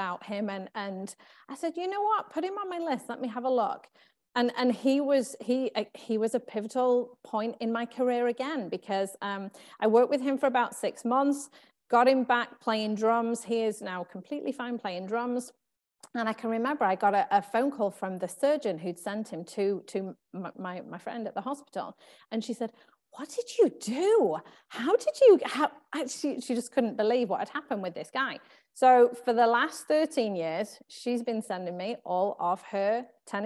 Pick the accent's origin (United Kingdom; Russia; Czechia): United Kingdom; England; moved away; So you can probably tell from my accent, I'm from England. And so I grew up in England